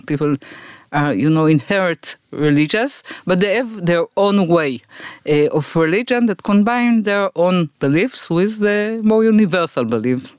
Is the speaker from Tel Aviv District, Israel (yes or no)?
no; Afula, Northern District, Israel; I was born in Afula